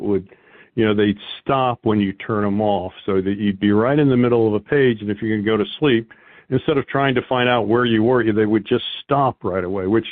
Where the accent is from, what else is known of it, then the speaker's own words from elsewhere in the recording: United States; we had a lot of extended family in New Jersey and Philadelphia as we grew up outside of Washington.